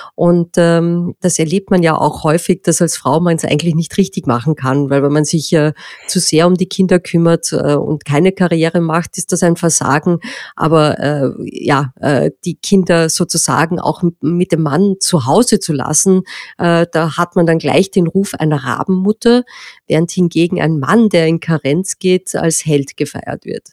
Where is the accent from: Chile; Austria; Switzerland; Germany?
Austria; bei uns in Österreich, wo wir eine sehr stark landwirtschaftlich geprägte Gesellschaft haben